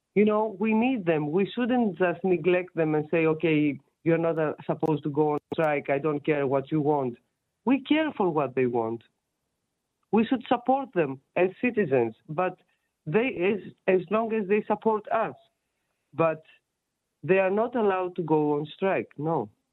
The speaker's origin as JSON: {"language": "English", "country": "Greece", "moved": "yes", "said": "I'm from Greece."}